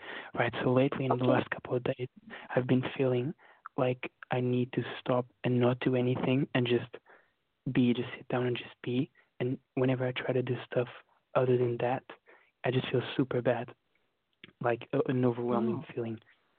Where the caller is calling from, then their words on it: London, United Kingdom; Rap from London.